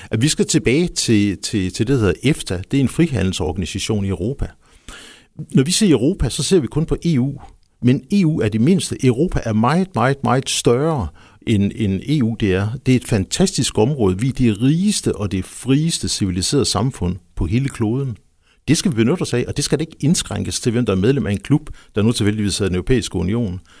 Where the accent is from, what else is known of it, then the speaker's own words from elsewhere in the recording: Nyborg, Southern Denmark, Denmark; also born or lived in Funen; I virkeligheden, så er jeg, så er jeg Fynbo. Jeg er født i, i Nyborg, boede der ganske kort, fordi min far han var tjenestegørende over ved, ved statsbanerne.